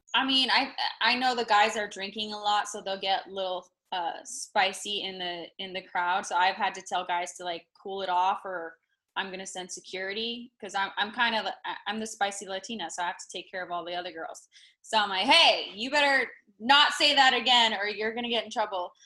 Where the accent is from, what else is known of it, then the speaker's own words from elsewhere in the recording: Las Vegas, Nevada, United States; moved away as an adult; now in Los Angeles, United States; I was born and raised in Vegas.